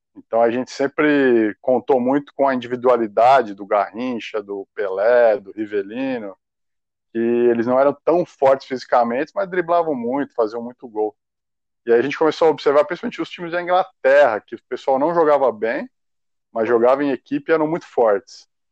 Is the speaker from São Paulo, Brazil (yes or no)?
yes; São Paulo, Brazil; Eu fui criado em São Paulo